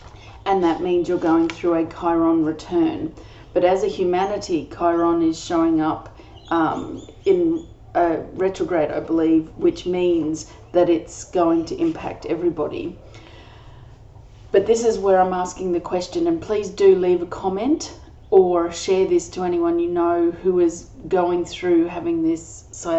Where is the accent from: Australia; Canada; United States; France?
Australia; I'm an Australian energy healer